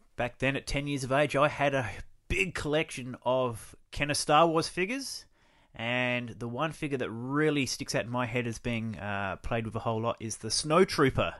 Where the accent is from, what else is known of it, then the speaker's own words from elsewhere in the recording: Kingscote, South Australia, Australia; I was born here in South Australia in a small rural town of Kingscote